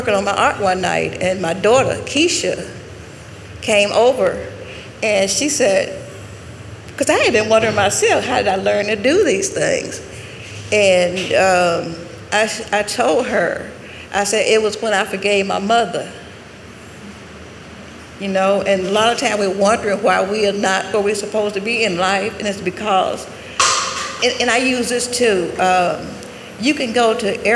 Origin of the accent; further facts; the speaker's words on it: Jackson, Tennessee, United States; I'm from Jackson, Tennessee.